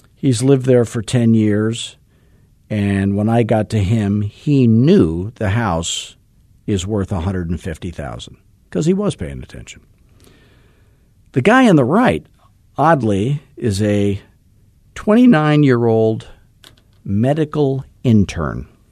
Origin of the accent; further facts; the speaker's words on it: Arizona, United States; 'cause I'm from Arizona.